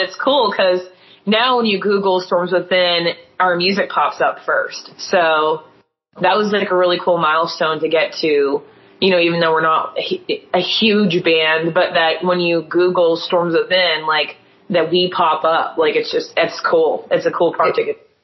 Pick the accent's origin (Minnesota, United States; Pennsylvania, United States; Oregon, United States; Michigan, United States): Pennsylvania, United States; Erie; We're from Erie, Pennsylvania